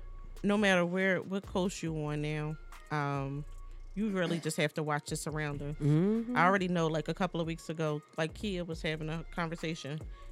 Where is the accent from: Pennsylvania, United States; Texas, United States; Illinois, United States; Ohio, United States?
Pennsylvania, United States; Philadelphia; I'm from Philly.